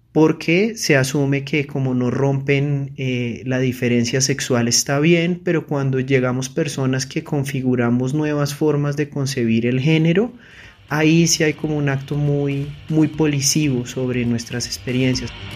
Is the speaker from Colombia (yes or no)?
yes; Girón, Santander, Colombia; now in Bogotá, Colombia; Nací en Girón, Santander y vivo en Bogotá con mi esposa y con mis dos gatos